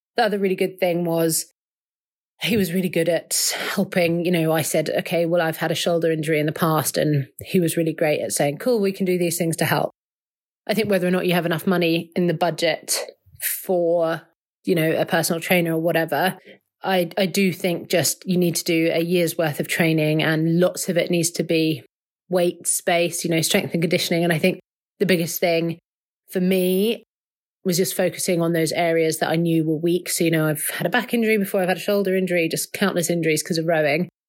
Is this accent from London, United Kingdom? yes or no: yes; London, United Kingdom; I am from Southwest London.